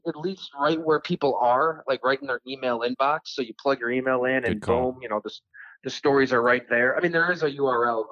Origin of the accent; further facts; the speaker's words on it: Ellicottville, New York, United States; I still read the Buffalo News. I mean, that was my hometown paper.